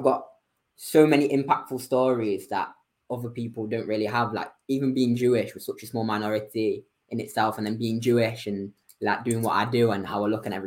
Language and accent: English; Manchester, North West England, United Kingdom; moved away as an adult; also born or lived in Bristol; Born and raised in Manchester